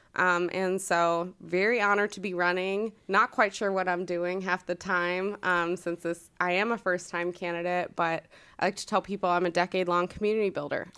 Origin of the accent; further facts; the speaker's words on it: Northern Virginia, United States; moved away as an adult; now in Hilliard, United States; I grew up in the Northern Virginia area